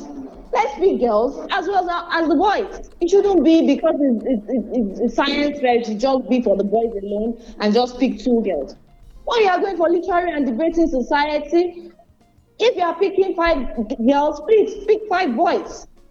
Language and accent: English; Nigeria; first language Yoruba; let me say it in Yoruba and the way they say it in my hometown, Okunrilonile, the male owns the house